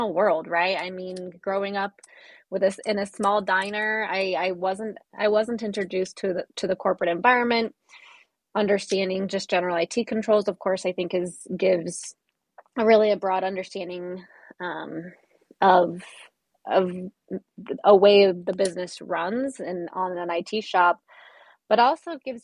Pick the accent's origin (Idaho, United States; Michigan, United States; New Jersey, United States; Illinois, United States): Idaho, United States; Boise; I ended up transferring to Boise State for a year